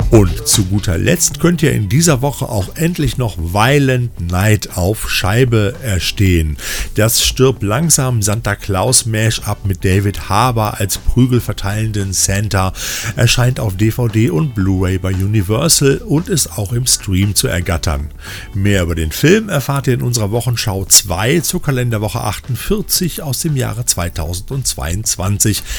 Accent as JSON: {"language": "German", "region": "Rhineland", "country": "Germany", "said": "hier bei uns im Rheinland"}